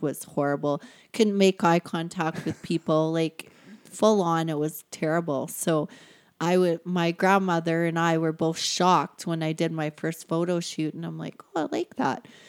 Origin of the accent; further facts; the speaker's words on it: Sundre, Alberta, Canada; also born or lived in Hamilton, Ontario; I grew up in a small little town. It was a village when we moved to it. Um, it's a couple hours away from here, Sundry, Alberta.